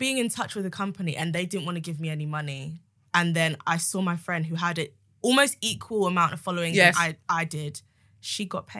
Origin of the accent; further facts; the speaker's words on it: Nigeria; I think it also being Nigerian as well, there's something about... being creative, it's like you're not allowed to be.